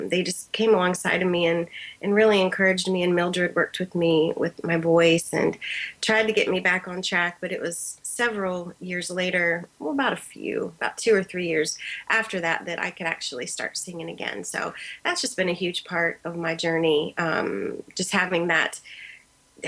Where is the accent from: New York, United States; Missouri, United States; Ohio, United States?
Ohio, United States; Columbus; I'm from Columbus, Ohio